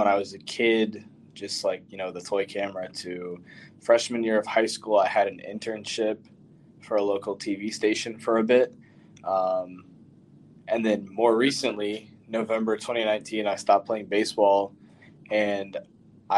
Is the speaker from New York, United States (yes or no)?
no; Northern Virginia, United States; I'm from Northern Virginia, not too far from DC